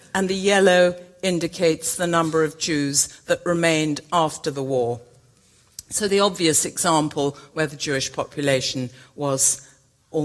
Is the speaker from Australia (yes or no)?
no; England, United Kingdom; as an English woman